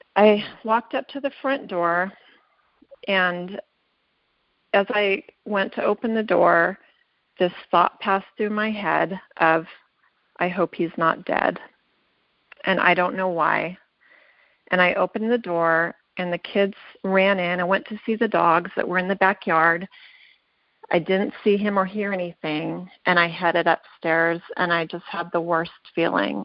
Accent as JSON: {"language": "English", "region": "Southern California", "country": "United States", "tie": "born or raised there", "moved": "as an adult", "lives_now": "Utah, United States", "said": "I'm a transplant from Southern California where I spent all of my life growing up"}